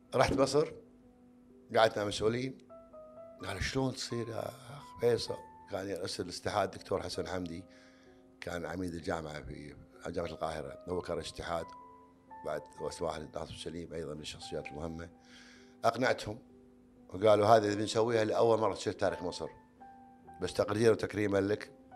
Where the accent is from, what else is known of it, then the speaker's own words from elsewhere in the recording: Kuwait; عندنا بالكويت